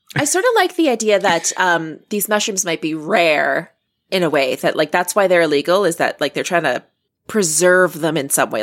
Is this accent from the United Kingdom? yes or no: no; Canada; I'm Canadian